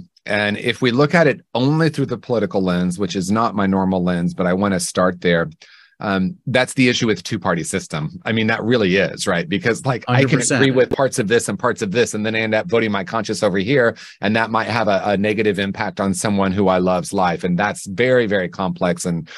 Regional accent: Indiana, United States; I grew up in Indiana in the 1970s, and we were swimming in racism, swimming in anti-Semitism, swimming in homophobia.

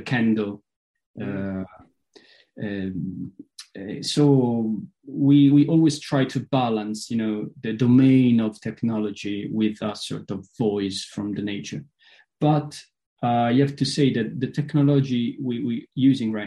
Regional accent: Potenza, Basilicata, Italy; my hometown, Potenza, is a very, very Scottish city

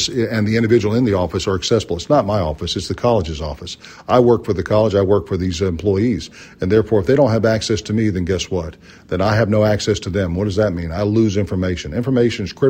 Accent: Charlotte, North Carolina, United States; moved away; I'm from Charlotte, North Carolina

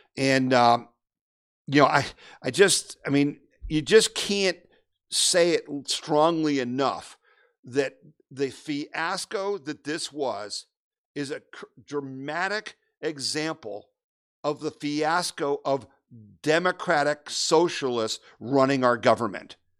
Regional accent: Erie, Pennsylvania, United States; now in Ohio, United States; I grew up in Erie, Pennsylvania.

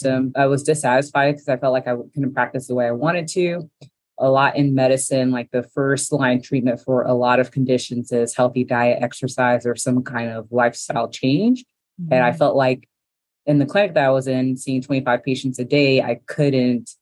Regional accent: Miami, Florida, United States; now in Atlanta, United States; I am from Miami, Florida, but I've been in Atlanta for about 20 plus years

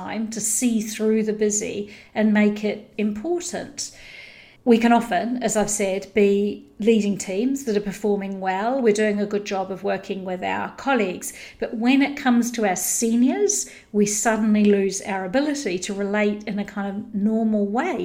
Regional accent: New Zealand; I grew up in New Zealand

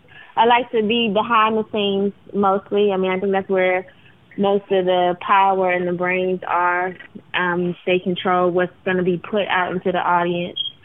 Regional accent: Washington, District of Columbia, United States; also born or lived in Prince George's County, Maryland; I'm from D.C. I'm from Southeast D.C., born, and I also went to school in PG County

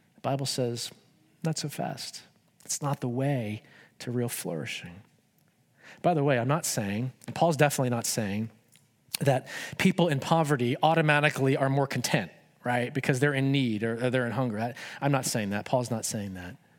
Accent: United States; I love being an American.

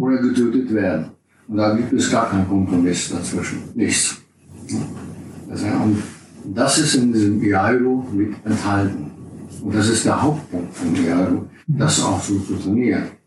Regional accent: Braunschweig, Lower Saxony, Germany; in Braunschweig, da wo ich herkomme

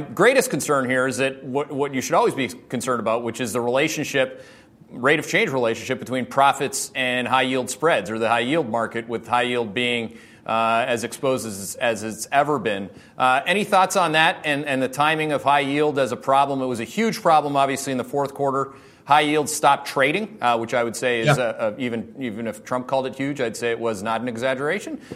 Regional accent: Canada; now in United States; I'm a Canadian

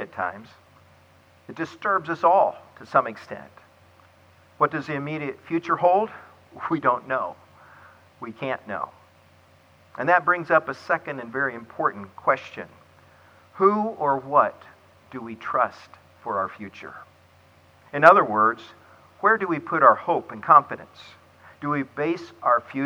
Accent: Clearwater, Florida, United States; Clearwater, Florida, my hometown

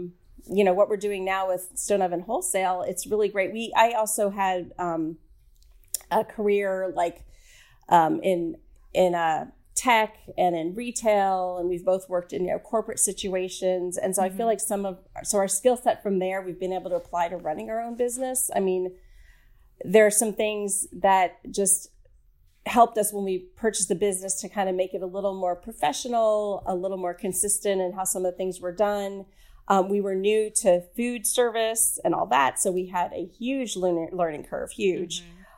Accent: the South, United States; And I grew up in the South, and I really don't think it's that bad.

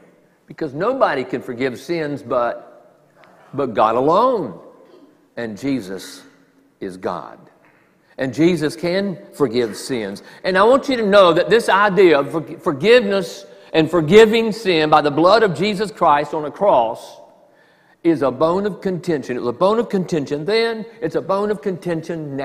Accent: the South, United States; I'm from the South

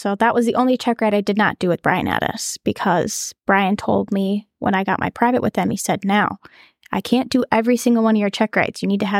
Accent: North Dakota, United States; I'm from North Dakota.

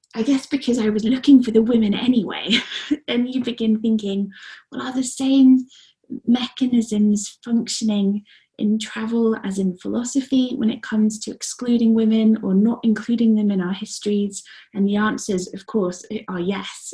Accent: Guernsey; moved away; I grew up mostly on the island of Guernsey, which is nine miles by seven.

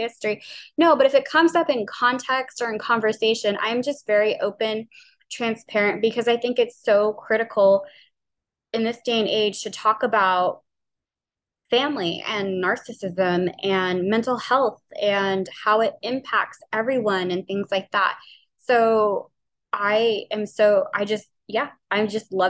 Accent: New Orleans, Louisiana, United States; I'm from New Orleans. We say oil really, really weird.

